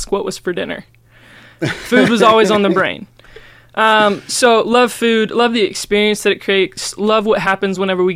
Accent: Missouri, United States; moved away as an adult; now in Gainesville, United States; I'm from Missouri, but moved down here to run their kitchen

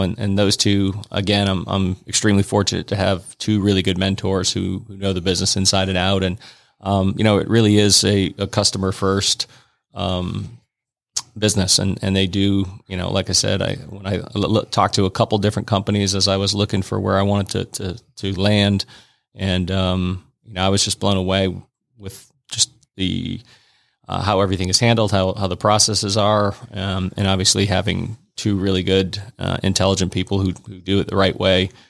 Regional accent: Fort Kent, Maine, United States; moved away as an adult; I grew up in, in a little town called Fort Kent, Maine

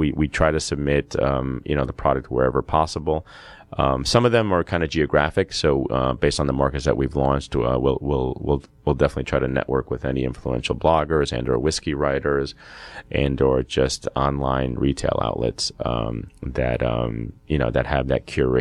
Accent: the Northeast, the New York area, United States; moved away as an adult; also born or lived in Peru / Boston, United States; now in Georgia, United States; So, I was born in Peru. Immigrated here to the States at the age of 5. Grew up in the Northeast, the New York area

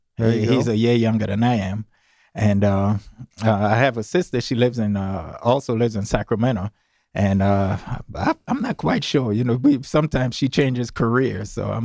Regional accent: St. Croix, U.S. Virgin Islands; Well, St. Croix.

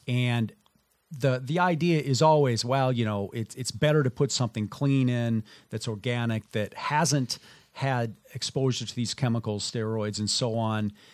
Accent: Minnesota, United States; moved away; I grew up in Minnesota

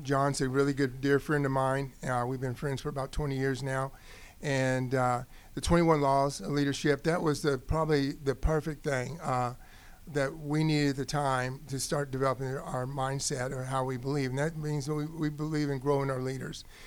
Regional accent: Odessa, Texas, United States; now in Georgia, United States; I grew up in Odessa, Texas, was um, Friday night football.

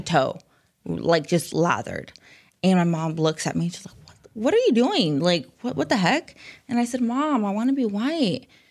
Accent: Springdale, Arkansas, United States; also born or lived in Rogers, Arkansas / Phoenix, Arizona; I was born and raised here in Northwest Arkansas

